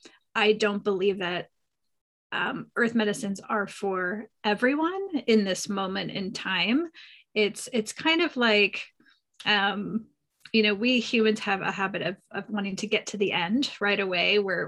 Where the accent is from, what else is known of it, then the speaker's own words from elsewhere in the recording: East Coast, United States; I grew up on the East Coast, but I've been out here for 25 years.